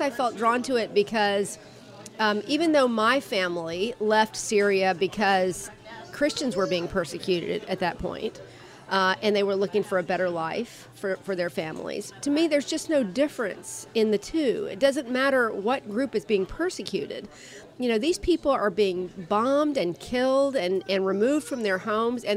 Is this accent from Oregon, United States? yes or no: no; Jacksonville, Florida, United States; I was born and raised in Jacksonville.